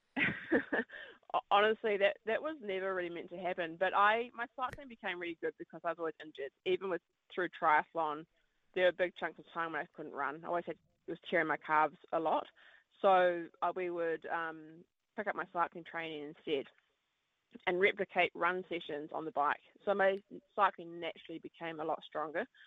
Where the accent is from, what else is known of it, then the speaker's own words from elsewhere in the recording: Wellington, New Zealand; I heard the World Mountain Running Champs were in my hometown